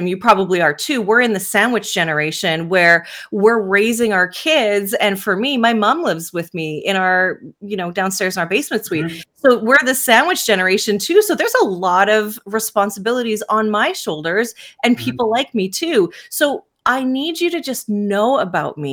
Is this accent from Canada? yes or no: yes; Canada; I'm Canadian, so here in Canada